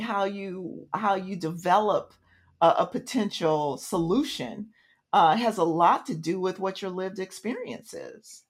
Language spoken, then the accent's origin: English; Tulsa, Oklahoma, United States; I was I was born in Tulsa, Oklahoma